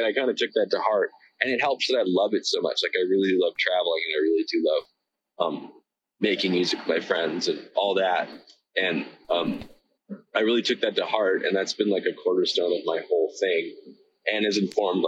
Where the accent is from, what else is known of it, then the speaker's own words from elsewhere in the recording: Victoria, British Columbia, Canada; I'm from Victoria, BC